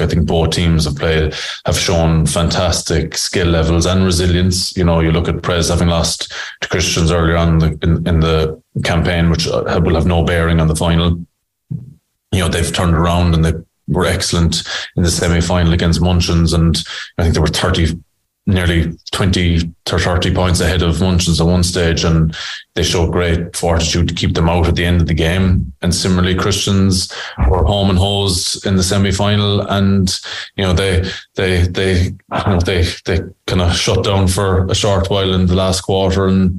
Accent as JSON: {"language": "English", "region": "Scotland", "country": "United Kingdom", "said": "as a Scottish player, you know that the team you're playing against are better than you"}